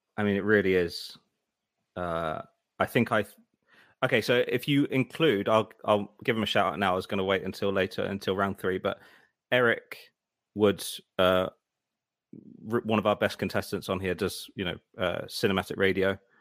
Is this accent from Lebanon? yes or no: no; United Kingdom; I'm British